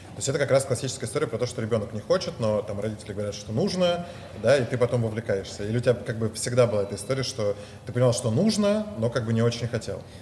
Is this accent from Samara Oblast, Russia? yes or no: no; Moscow, Russia; я родился в Москве